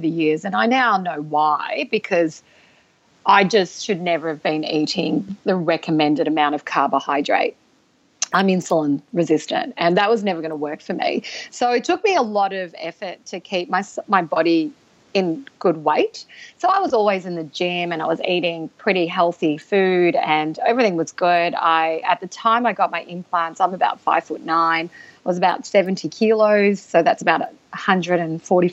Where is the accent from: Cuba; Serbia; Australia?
Australia; I'm from Australia